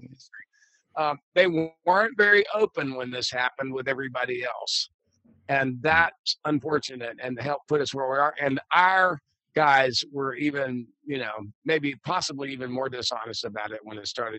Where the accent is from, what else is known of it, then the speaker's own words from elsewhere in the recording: Texas, United States; now in New York, United States; long before I moved to New York, because I grew up in Texas before we had any baseball